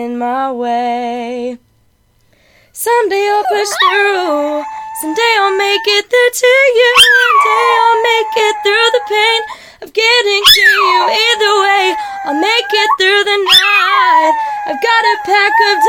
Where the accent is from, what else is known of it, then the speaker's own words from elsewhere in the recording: Rockport, Texas, United States; now in San Diego, United States; I'm from Rockport, Texas